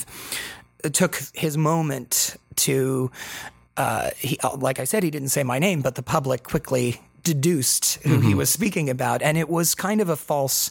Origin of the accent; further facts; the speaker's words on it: Las Vegas, Nevada, United States; Las Vegas is my hometown